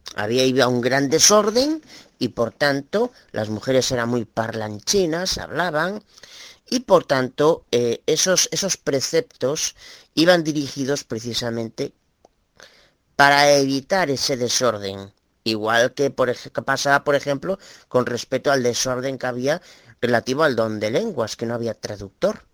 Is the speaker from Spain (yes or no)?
yes; Galicia, Spain; Soy de Galicia